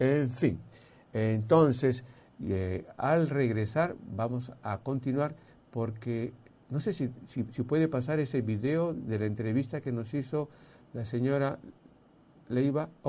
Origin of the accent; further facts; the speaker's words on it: Peru; como peruano